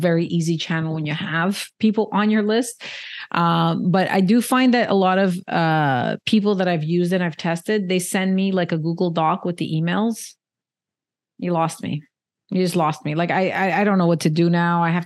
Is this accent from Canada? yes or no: yes; Canada; I'm Canadian